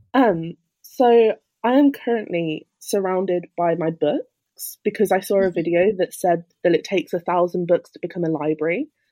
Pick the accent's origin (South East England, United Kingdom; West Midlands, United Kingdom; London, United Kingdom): West Midlands, United Kingdom; Birmingham; moved away as an adult; now in Cambridge, United Kingdom; I'm originally from Birmingham